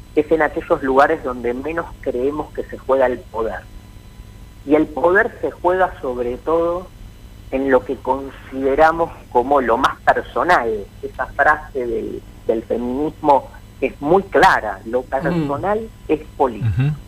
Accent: Buenos Aires, Argentina; soy eh, pincha porteño

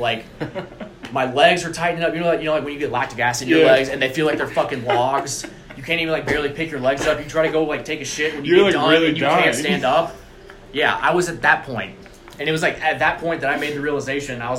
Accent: Huntsville, Alabama, United States; I'm from Huntsville, and being at UAH

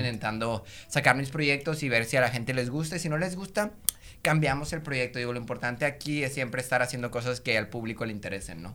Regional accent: Monterrey, Nuevo León, Mexico; yo soy aquí de Monterrey, tengo 25 años

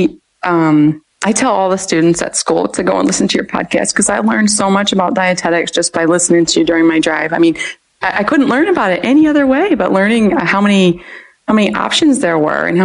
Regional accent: Philadelphia, Pennsylvania, United States; moved away; I grew up in Philadelphia

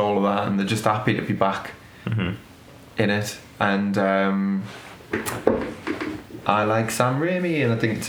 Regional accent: United Kingdom; you can argue that you're seeing it through Ted Lasso's eyes, even as a British person

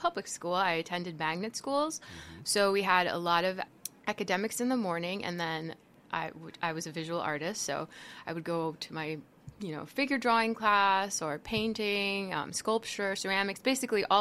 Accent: Miami Springs, Florida, United States; now in South Bend, United States; I was born and raised in Miami

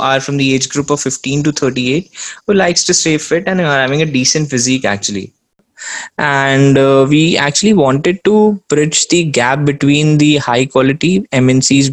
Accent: Surat, Gujarat, India; Me being born and brought up in Surat

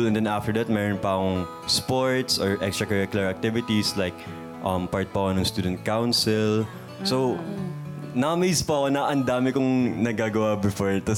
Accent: Calabarzon, Philippines; I'm from Cavite

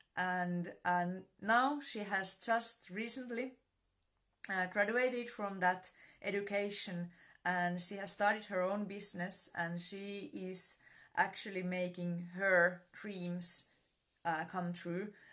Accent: Finland; I'm from Finland

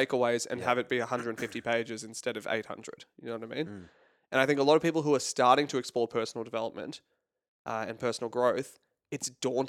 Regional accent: California, United States; now in Australia; You'd never guess it from my accent. I'm originally from California.

